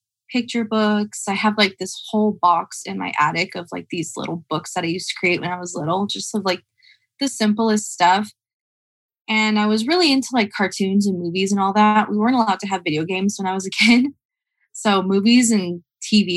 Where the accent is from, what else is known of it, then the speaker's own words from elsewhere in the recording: Lake Los Angeles, California, United States; also born or lived in Palmdale, California / Pearblossom, California; throughout most of my childhood, I lived in a small area called Lake Los Angeles